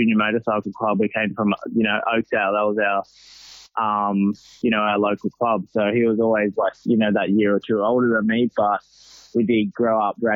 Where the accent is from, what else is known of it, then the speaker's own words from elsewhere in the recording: Sydney, New South Wales, Australia; moved away; I'm originally from Sydney